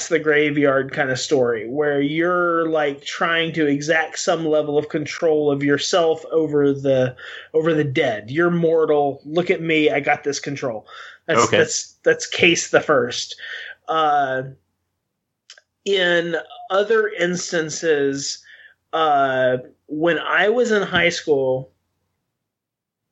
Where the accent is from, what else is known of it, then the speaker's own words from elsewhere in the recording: Western Arkansas, United States; I grew up in Western Arkansas